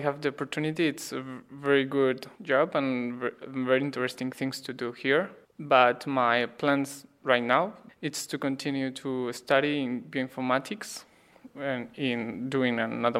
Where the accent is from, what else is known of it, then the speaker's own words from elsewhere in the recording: Valencia, Valencian Community, Spain; English is a second language; I'm from Spain, from the east part of Spain. I'm from Valencia.